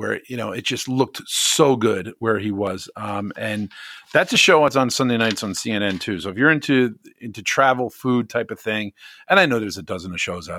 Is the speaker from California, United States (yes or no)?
no; Scotch Plains, New Jersey, United States; I'm from Scotch Plains, New Jersey.